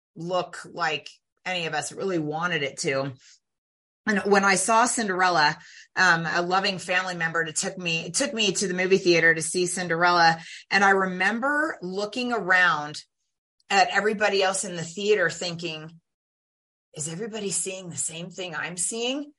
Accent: California Bay Area, United States; I was born in the California Bay Area in the late 1960s

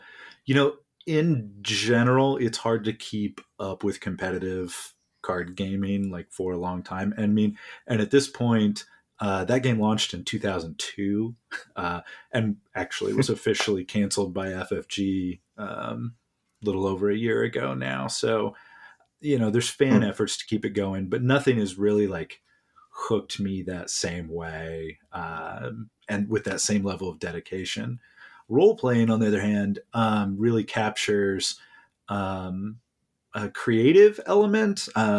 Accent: Neosho, Kansas, United States; but I am curious where in Kansas, because I'm originally from Neosho, which is almost as far to that corner as you can go.

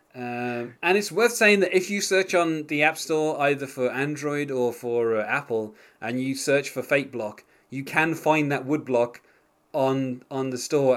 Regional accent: United Kingdom; being British

